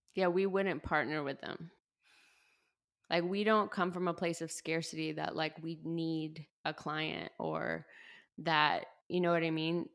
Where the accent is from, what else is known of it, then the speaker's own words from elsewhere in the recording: the Panhandle of Florida, United States; moved away; also born or lived in Chicago; I grew up in the South, um, and what I like to refer to as the Redneck Riviera, the Panhandle of Florida